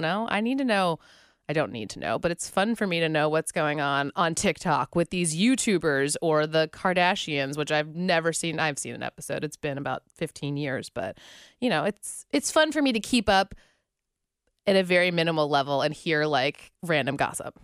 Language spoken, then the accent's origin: English; Pittsburgh, Pennsylvania, United States; moved away as an adult; also born or lived in West Virginia / Nashville / Orlando; now in Cincinnati, United States; I am from Pittsburgh